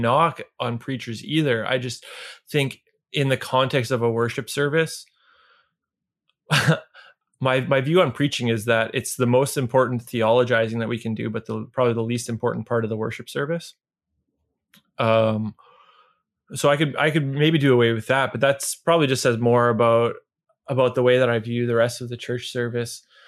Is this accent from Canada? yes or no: yes; Niverville, Manitoba, Canada; where I grew up in Niverville